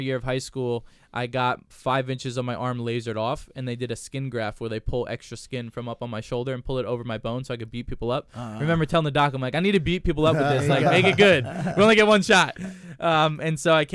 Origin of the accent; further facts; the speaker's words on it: New Jersey, United States; growing up in Jersey, wrestling's always a big deal